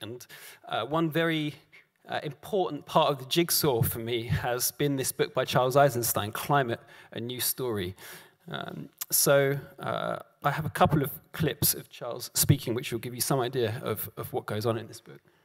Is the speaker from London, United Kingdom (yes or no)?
yes; London, United Kingdom; I grew up in South London.